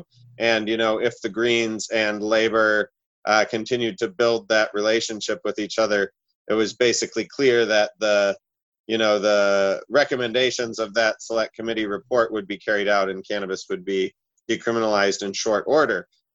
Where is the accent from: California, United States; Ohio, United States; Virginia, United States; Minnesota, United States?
Minnesota, United States; now in New Zealand; I immigrated from Minnesota in 2002 because I had read about New Zealand in a High Times magazine